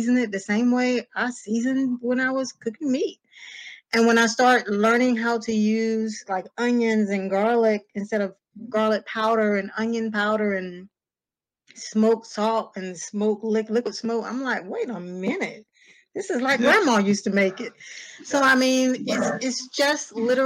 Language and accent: English; Greenville, North Carolina, United States; also born or lived in Raleigh, North Carolina; I was born and raised in Greenville